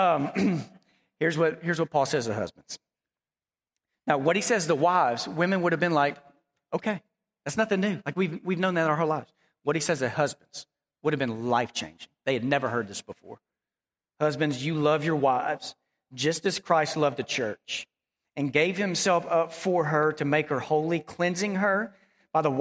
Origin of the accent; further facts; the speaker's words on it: Dallas, Texas, United States; also born or lived in Abilene, Texas; I grew up in Dallas